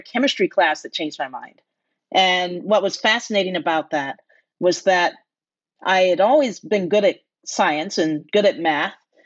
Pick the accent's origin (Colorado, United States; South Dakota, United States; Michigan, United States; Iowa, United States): Michigan, United States; Detroit; growing up in Detroit.